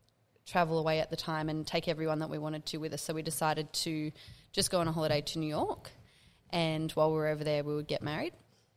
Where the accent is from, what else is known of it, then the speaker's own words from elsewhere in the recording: Central Coast, New South Wales, Australia; also born or lived in Hamilton Island; now in Parkes, Australia; I'm also based at the Railway Hotel in Parks, but I'm not from Parks. I'm from the Central Coast, but have lived in Parks for 10 years now too.